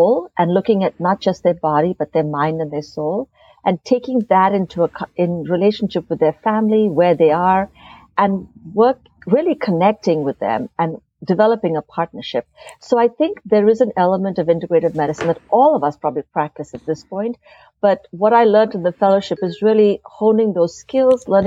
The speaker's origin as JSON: {"language": "English", "country": "India", "tie": "born or raised there", "moved": "as an adult", "lives_now": "United States", "said": "growing up in India"}